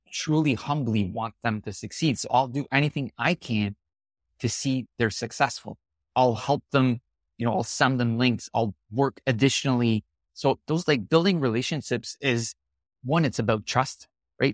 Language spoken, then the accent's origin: English; Canada; I'm really Canadian in my way of doing a lot of things